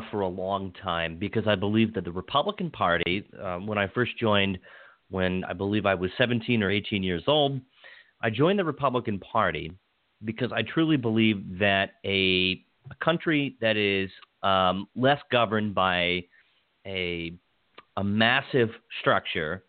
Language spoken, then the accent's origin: English; Washington County, Maryland, United States; I grew up in Washington County